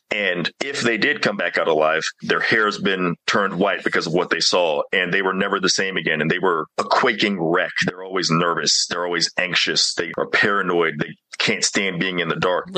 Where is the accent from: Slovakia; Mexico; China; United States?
United States; Mississippi; growing up in Mississippi